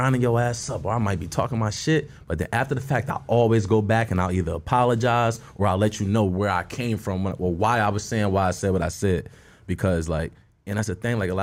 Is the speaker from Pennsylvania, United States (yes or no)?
yes; Philadelphia, Pennsylvania, United States; moved away as an adult; now in Los Angeles, United States; I'm from North Philly. You know what I mean? I'm from a tough area in there.